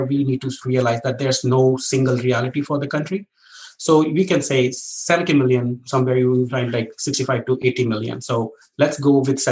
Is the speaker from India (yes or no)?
yes; northern India, India; moved away as an adult; now in Germany; I was born in India, in the northern part of the country, eight hours away from Delhi. And I was born in a very remote village